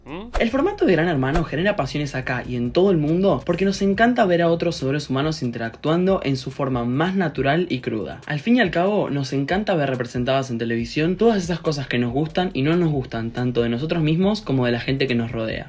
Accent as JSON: {"language": "Spanish", "town": "Munro", "region": "Buenos Aires Province", "country": "Argentina", "said": "yo soy de Munro"}